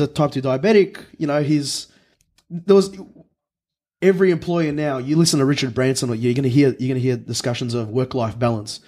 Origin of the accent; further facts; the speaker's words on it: Melbourne, Victoria, Australia; I grew up in Thomastown, born and raised, Melbourne born and raised to European migrant parents